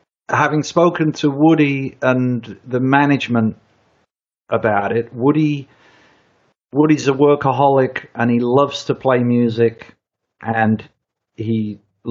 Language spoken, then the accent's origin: English; United Kingdom; me as a Brit